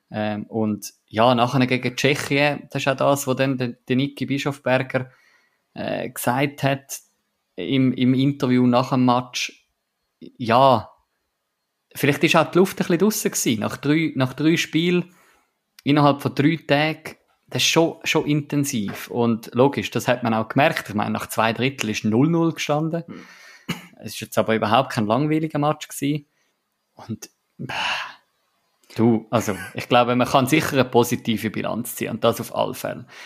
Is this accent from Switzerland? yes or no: yes; Switzerland; vor einem Jahr haben wir als Schweizer beim EFT ziemlich eingeschaut.